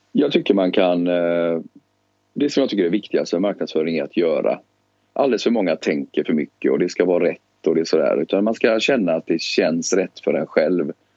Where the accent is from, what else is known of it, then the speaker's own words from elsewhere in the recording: Gothenburg, Västra Götaland, Sweden; moved away; also born or lived in Stockholm; jag är uppvuxen i Biskopsgården eh, och växte upp där på 70-talet.